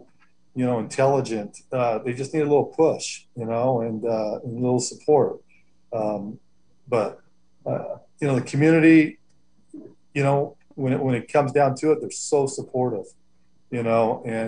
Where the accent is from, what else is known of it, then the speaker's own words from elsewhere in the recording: Los Angeles, California, United States; also born or lived in Hoopa, California; now in Covelo, United States; I grew up in Southern California in L.A. area